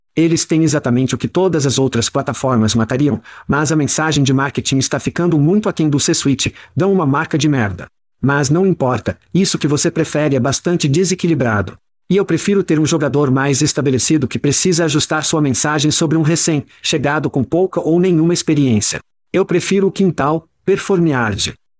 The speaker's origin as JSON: {"language": "Portuguese", "region": "Ohio", "country": "United States", "tie": "born or raised there", "said": "nós dois crescemos em Ohio"}